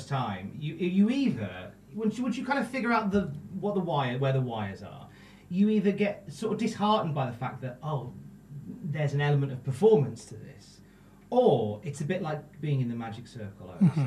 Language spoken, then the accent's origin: English; Worcester, West Midlands, United Kingdom; moved away as an adult; also born or lived in Wolverhampton; now in North East England; I'm from Worcester, but I lived in Wolves for a while